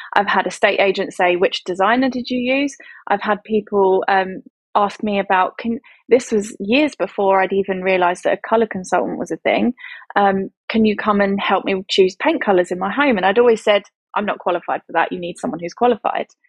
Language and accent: English; Essex, East of England, United Kingdom; moved away as an adult; also born or lived in London; we relocated from London to Essex to be back where I'm originally from